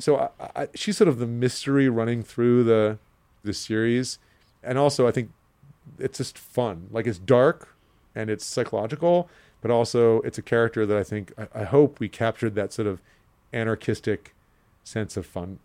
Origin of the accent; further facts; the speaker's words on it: New York City, New York, United States; I'm a New Yorker, and I grew up here